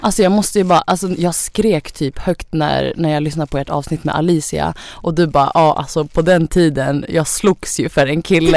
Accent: Sweden; Jag har ju rötter från Thailand. Eh, jag föddes i Sverige men mina föräldrar är från Thailand

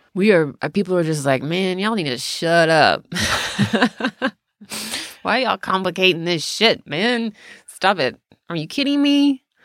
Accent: the South, United States; growing up in the South

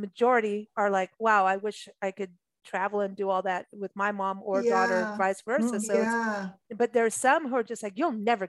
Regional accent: Kenya; also born or lived in England / South Africa; I grew up in Africa and in Kenya, England, South Africa.

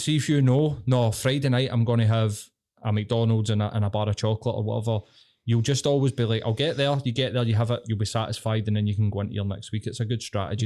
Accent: Glasgow, Scotland, United Kingdom; I'm fucking Glaswegian

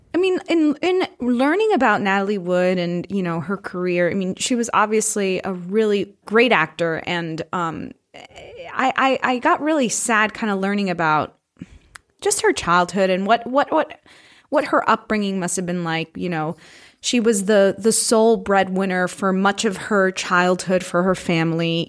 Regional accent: Florida, United States; I'm from Florida

